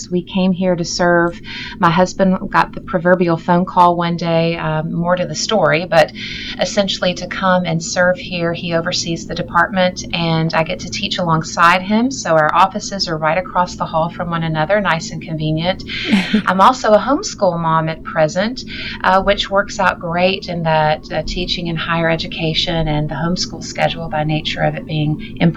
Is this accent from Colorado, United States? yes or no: no; Virginia, United States; also born or lived in Roanoke, Virginia; now in Kansas City, United States; So I grew up in Virginia, though, okay. and uh, was born in Roanoke, Virginia.